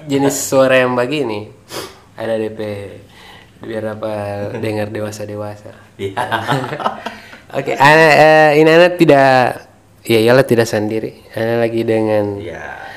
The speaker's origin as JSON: {"language": "Indonesian", "town": "Marisa", "region": "Gorontalo", "country": "Indonesia", "said": "karena kami orang Marisa"}